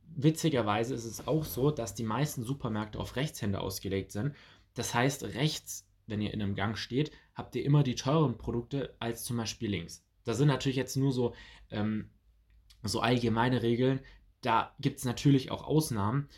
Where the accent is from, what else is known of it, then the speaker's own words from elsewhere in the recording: near Stuttgart, Swabia, Baden-Württemberg, Germany; ich komme ja aus der Nähe von Stuttgart, das heißt aus dem Schwabenland